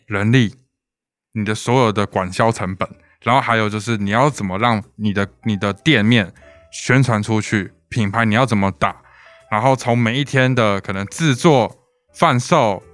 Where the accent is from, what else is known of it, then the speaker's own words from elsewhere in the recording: Taiwan; 我们身在一个台湾民族的国家